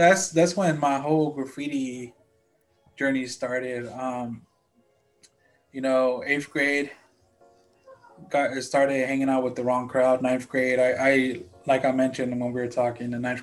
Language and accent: English; United States; also born or lived in Guanajuato, Mexico; I came to the US when I was 1 year old